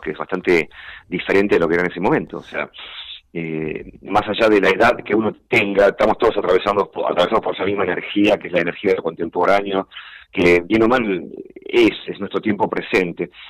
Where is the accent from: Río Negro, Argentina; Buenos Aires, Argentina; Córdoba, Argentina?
Buenos Aires, Argentina; born or raised there; moved away as an adult